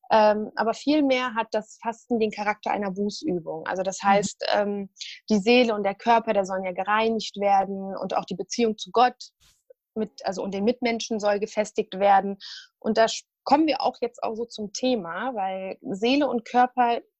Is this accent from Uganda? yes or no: no; Syria; Ich komme ursprünglich aus Syrien, äh, bin 34 Jahre alt und studiere an der Justus-Liebig-Universität in Gießen Ernährungswissenschaften.